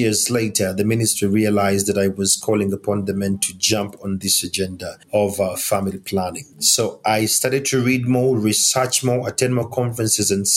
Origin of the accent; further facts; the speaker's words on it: Uganda; I am African, and I'm coming from Uganda, that is in East Africa